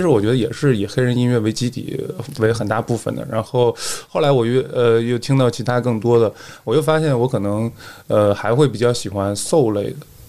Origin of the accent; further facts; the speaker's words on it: Yanbian, Jilin, China; moved away as an adult; now in Wuhan, China; 我是自从，呃，上大学才开始离开那儿，啊，就是土生土长的延边人